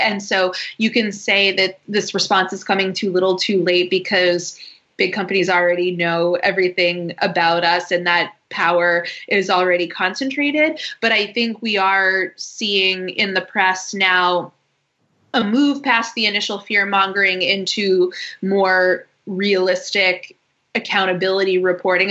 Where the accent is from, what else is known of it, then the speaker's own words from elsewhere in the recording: Boston, Massachusetts, United States; moved away as an adult; also born or lived in Washington, D.C. / London; I am from Boston, went to college in Washington, D.C., and then immediately after that moved to London